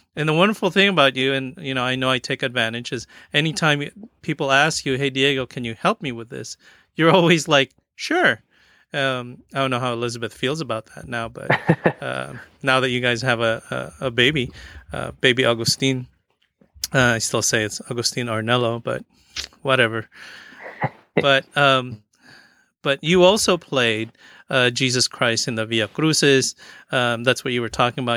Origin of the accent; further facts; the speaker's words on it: Philippines; growing up um I, I never really practiced that feast day because as Filipino, it wasn't our feast day